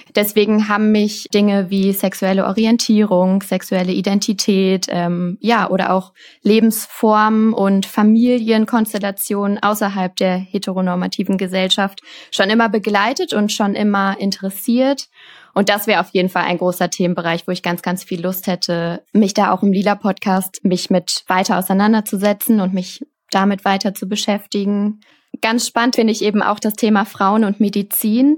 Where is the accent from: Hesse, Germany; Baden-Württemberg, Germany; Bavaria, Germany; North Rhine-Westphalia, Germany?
North Rhine-Westphalia, Germany; Cologne; ich komme aus Köln